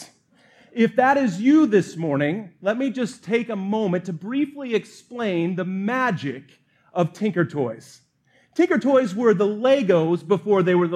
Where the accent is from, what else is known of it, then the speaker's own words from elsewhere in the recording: Montana, United States; I was born in Montana